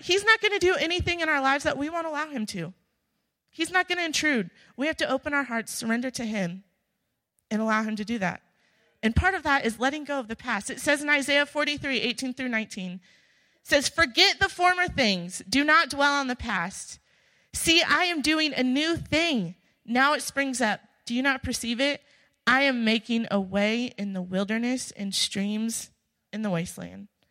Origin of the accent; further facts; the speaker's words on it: Illinois, United States; moved away as an adult; I'm from Illinois.